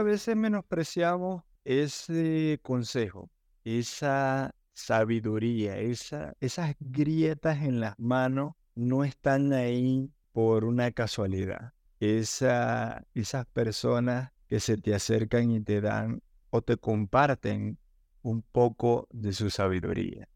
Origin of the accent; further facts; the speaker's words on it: Maracaibo, Zulia, Venezuela; Maracaibo, mi ciudad natal